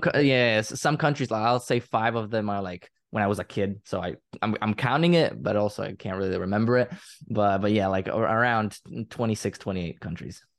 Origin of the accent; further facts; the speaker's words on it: Croatia; English is a second language; I'm from Croatia, I live in Croatia in my, in my entire life